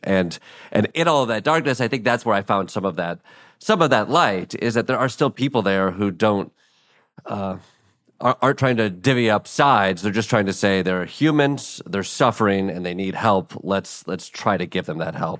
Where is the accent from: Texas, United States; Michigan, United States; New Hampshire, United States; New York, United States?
Michigan, United States; Kalamazoo; I grew up in Kalamazoo, Michigan